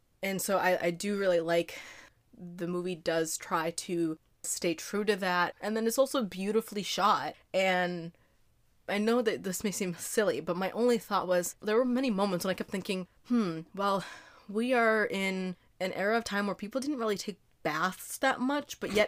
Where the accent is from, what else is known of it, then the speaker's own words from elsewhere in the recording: United States; especially we're from the United States where, you know, even...